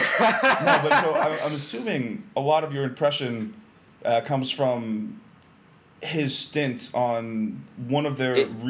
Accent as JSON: {"language": "English", "area": "Middlesex County", "region": "Massachusetts", "country": "United States", "said": "geographically speaking, we are both from Middlesex County in Massachusetts. Huge, neither of us have Boston accents"}